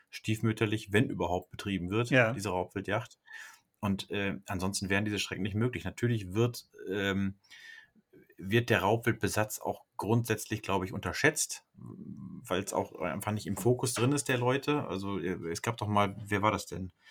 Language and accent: German; North Rhine-Westphalia, Germany; da wo ich herkomme, da äh, in der Ecke Kreislippe, also äh, da hatte ich im Kreis Höxter, im Nachbarkreis gejagt.